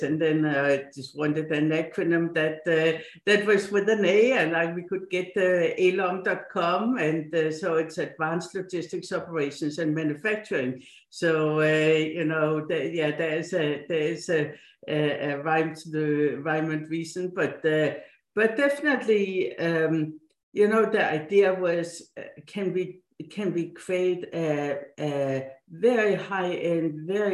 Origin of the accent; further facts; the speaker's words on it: Odense, Southern Denmark, Denmark; English is a second language; moved away as an adult; also born or lived in Silicon Valley, United States / East Coast, United States; now in United States; I was born and grew up in Denmark, in the town of Hans Christian Andersen, the fairy tale author